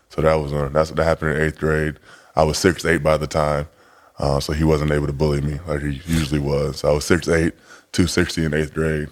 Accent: Chicago, Illinois, United States; also born or lived in Fort Smith, Arkansas; I was born in Fort Smith, Arkansas, um, very, very small town, but I was pretty much going from Arkansas uh, back and forth from Arkansas to Chicago until I was nine years old

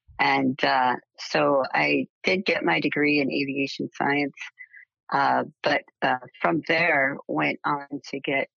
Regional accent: outside of Cleveland, Northeast Ohio, United States; I grew up in Northeast Ohio, outside of Cleveland.

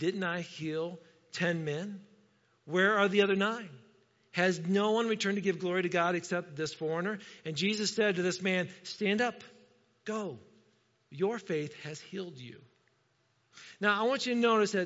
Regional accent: Indiana, United States; moved away; I'm from Indiana

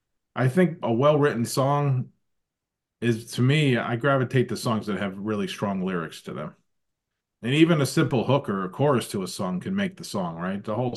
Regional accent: Buffalo, New York, United States; Born and raised in Buffalo, New York. I come from the Rust Belt and the blue collar community up there and life.

